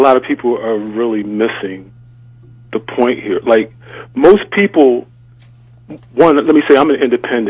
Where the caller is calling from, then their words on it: Prince George's County, Maryland, United States; I'm calling from Prince George's County.